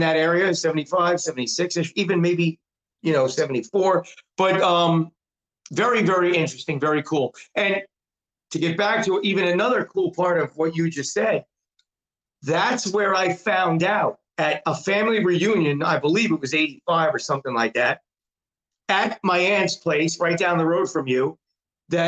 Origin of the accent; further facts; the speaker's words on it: New York City, New York, United States; I was born in New York City